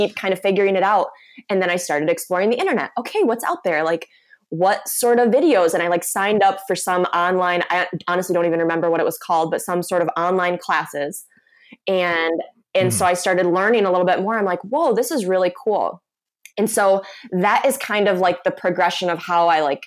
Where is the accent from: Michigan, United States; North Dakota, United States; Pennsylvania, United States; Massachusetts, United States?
Michigan, United States; I'm from Michigan